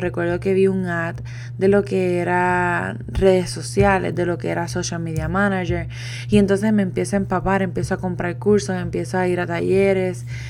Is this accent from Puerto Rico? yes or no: yes; Puerto Rico; moved away as an adult; also born or lived in Italy; me fui de Puerto Rico